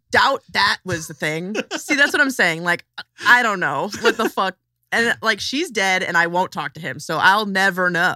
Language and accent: English; Chicago suburbs, Illinois, United States; also born or lived in South Side, Chicago; I'm from, like, twenty to forty minutes outside of, uh, Chicago, like, a suburb of Chicago, but then I ran away to the south side when I was, like, sixteen